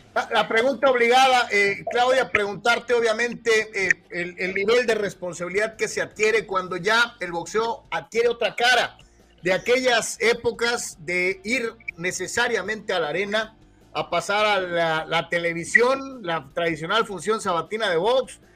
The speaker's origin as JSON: {"language": "Spanish", "town": "Guadalajara", "region": "Jalisco", "country": "Mexico", "also_born_or_lived": "the US–Mexico border", "moved": "yes", "said": "hasta Guadalajara, Jalisco. Mi tierra"}